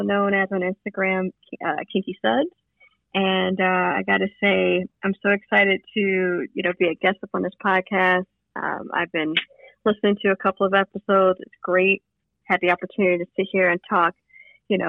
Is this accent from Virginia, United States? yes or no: no; Detroit, Michigan, United States; moved away; I grew up in Detroit